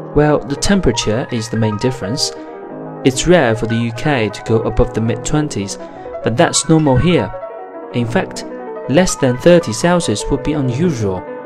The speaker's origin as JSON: {"language": "English", "region": "Shanxi", "country": "China", "tie": "born or raised there", "said": "in my hometown, Shanxi"}